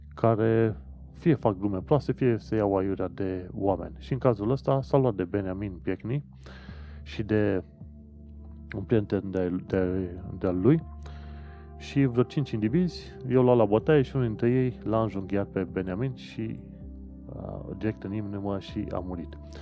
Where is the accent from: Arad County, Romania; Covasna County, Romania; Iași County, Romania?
Covasna County, Romania; Sfântu Gheorghe; moved away as an adult; also born or lived in Brașov, Romania; now in London, United Kingdom; Eu mă numesc brașovean, de exemplu, dar de felul meu vin din Sfântul Gheorghe.